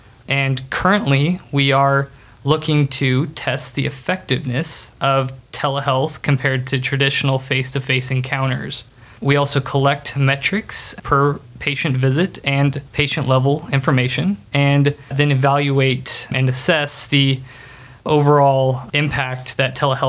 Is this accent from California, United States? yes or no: no; Kokomo, Indiana, United States; I'm originally from Kokomo, Indiana